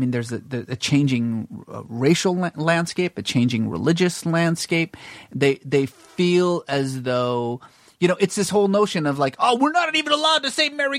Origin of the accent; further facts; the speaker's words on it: Northern California, United States; moved away; also born or lived in Iran / Boston / Mississippi; so I grew up in California. You know, basically Northern California mostly.